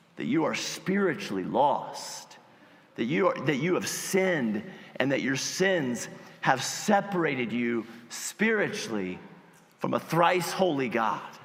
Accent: United States; As Americans

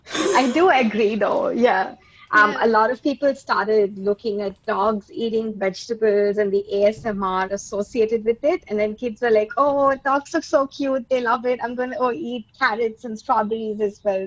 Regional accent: India; now in Melbourne, Australia; I am an Indian

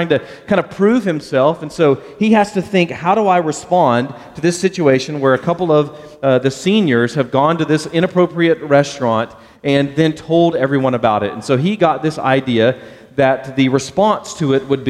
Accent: Baytown, Texas, United States; growing up in the Houston area, a little town called Baytown, home of Gary Busey, that's our slogan, I grew up there

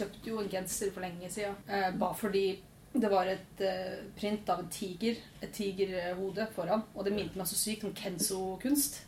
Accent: Våler, Innlandet, Norway; accent: østlending; moved away as an adult; now in Stavanger, Norway; Våler i Hedmark

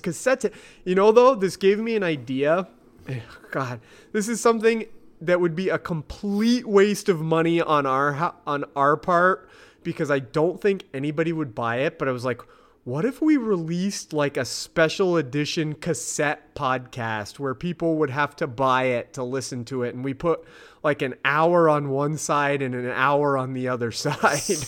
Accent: United States; I'm that American asshole.

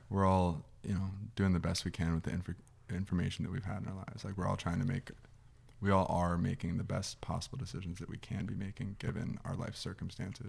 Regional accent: Scottsdale, Arizona, United States; I'm from here. I'm from Scottsdale, Arizona.

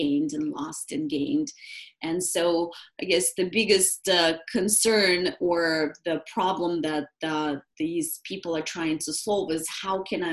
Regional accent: Moscow, Russia; moved away; I'm originally from Russia, from Moscow, and I grew up really with a very strong orientation toward natural health

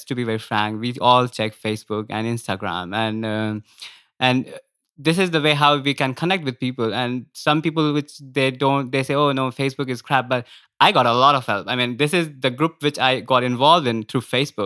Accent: India; moved away as an adult; also born or lived in Vienna, Austria; now in Münster, Germany; I'm from India

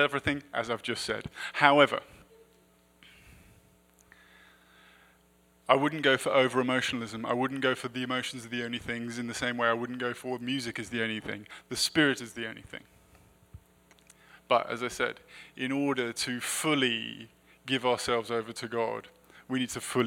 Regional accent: United Kingdom; I'm also British

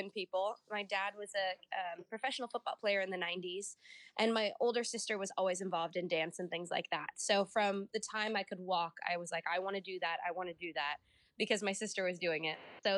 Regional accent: Lincoln, Nebraska, United States; moved away as an adult; now in Orlando, United States; I'm Nebraskan born and raised

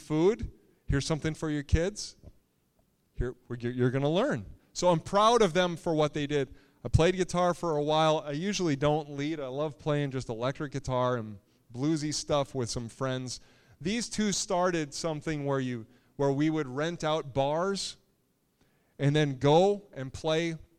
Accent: Little Falls, United States; moved away as an adult; growing up in Little Falls, my name meant something there.

